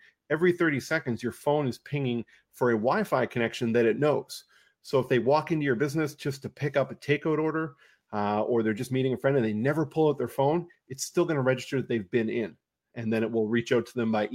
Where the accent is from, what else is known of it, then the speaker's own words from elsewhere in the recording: South Shore, Nova Scotia, Canada; I'm from the South Shore, but I'm in the valley right now